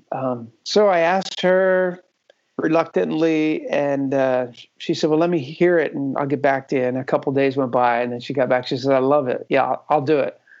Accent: Philadelphia, Pennsylvania, United States; also born or lived in Texas / New Jersey; now in New York City, United States; We're originally from the Philadelphia area kind of Philly, Jersey

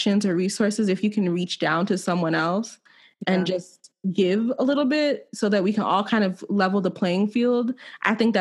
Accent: Silver Spring, Maryland, United States; I'm from Silver Spring.

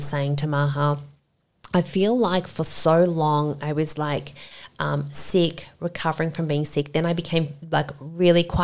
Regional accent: Sydney, New South Wales, Australia; I grew up in Castle Hill, if you know, that's basically like suburban Sydney, very middle class

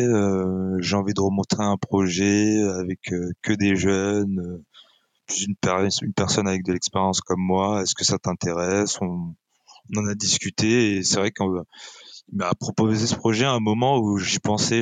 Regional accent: France; on est des Français

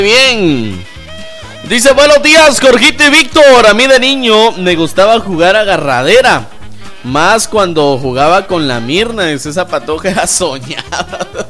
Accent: Mixco, Guatemala Department, Guatemala; allá en mi tierra, allá en Misco, estamos de fiesta por la Virgen del Rosario

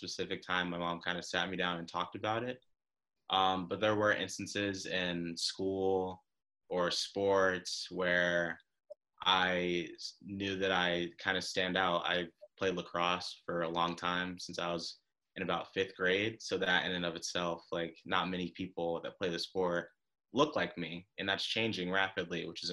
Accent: Atlanta, Georgia, United States; I'm from Atlanta, Georgia, and I'm 19 years old. I've grown up in predominantly white communities pretty much my entire life.

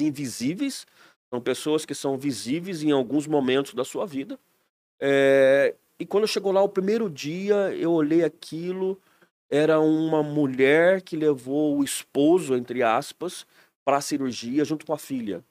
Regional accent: Aparecida, São Paulo, Brazil; moved away as an adult; also born or lived in Guaratinguetá, Brazil / San Antonio, Texas, United States; now in Blumenau, Brazil; Eu sou nascido e criado lá

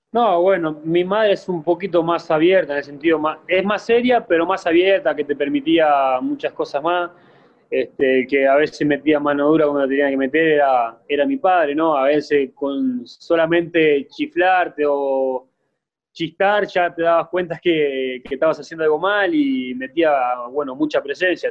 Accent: Montevideo, Uruguay; now in Mexico; yo nací en Montevideo, un barrio La Valleja se llama, es un barrio, bueno, chico, pero sí, como te dije recién, este, nos hemos criado de un ambiente complicado

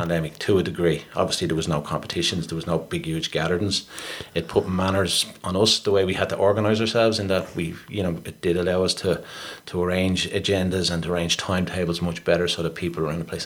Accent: Dublin, Leinster, Ireland; I, I grew up down on the Pigeon House Road.

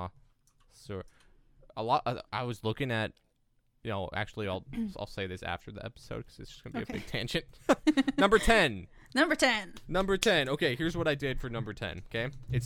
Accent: Massachusetts, United States; accent: Boston; You haven't heard my Boston accent yet.

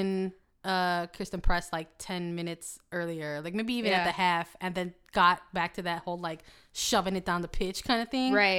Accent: Australia; I am the Australian.

